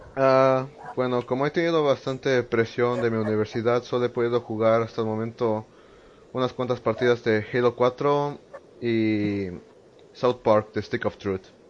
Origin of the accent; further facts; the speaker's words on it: Tuxtla Gutiérrez, Chiapas, Mexico; soy de Tuxtla Gutiérrez